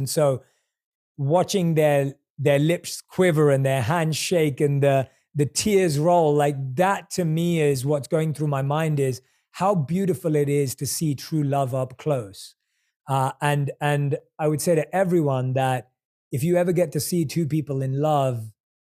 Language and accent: English; London, United Kingdom; moved away as an adult; also born or lived in India / New York City; now in Los Angeles, United States; I was born and raised in London. I lived my monk life in India. I've lived in New York City